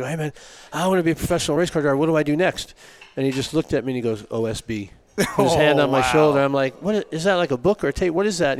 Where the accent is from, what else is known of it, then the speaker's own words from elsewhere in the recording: Connecticut, United States; I grew up in Connecticut.